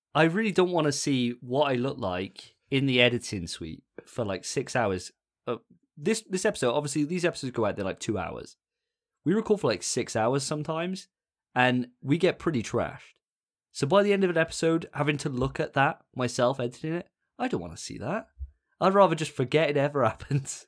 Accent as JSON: {"language": "English", "area": "Welsh", "region": "Wales", "country": "United Kingdom", "said": "I'm a Welsh boy"}